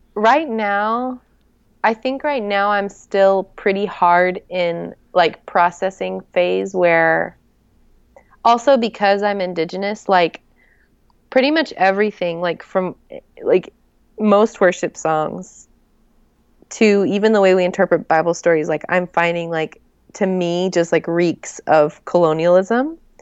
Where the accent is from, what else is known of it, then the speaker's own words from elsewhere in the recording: Joplin, Missouri, United States; also born or lived in New Mexico / Oklahoma; now in Atlanta, United States; I grew up in Joplin